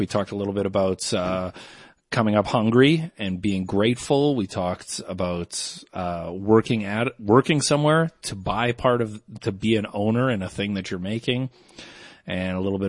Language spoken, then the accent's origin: English; Canada; I'm a Canadian.